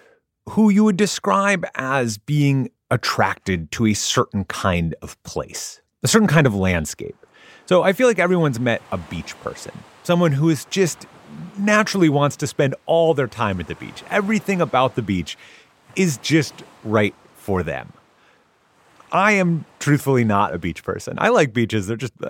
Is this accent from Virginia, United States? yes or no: no; Minnesota, United States; I grew up in Minnesota, which is close to the boreal forests of Canada. My ancestry is Scandinavian.